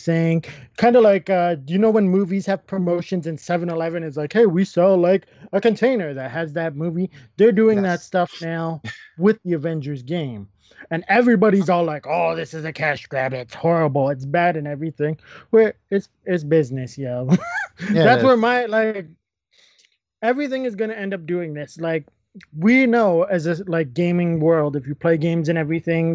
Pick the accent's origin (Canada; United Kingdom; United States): Canada; we're Canadian.